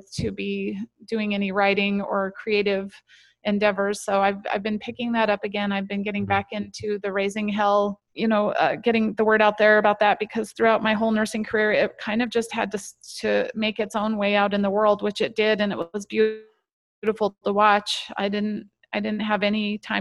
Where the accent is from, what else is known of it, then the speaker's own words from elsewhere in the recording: Wyoming, United States; moved away as an adult; now in Idaho, United States; I grew up in Wyoming